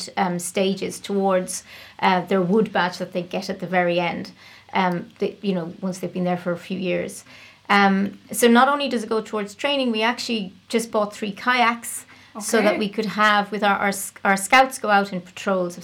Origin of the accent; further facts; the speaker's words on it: Clare, Munster, Ireland; also born or lived in Cork; We moved from Cork to Clare when I was 9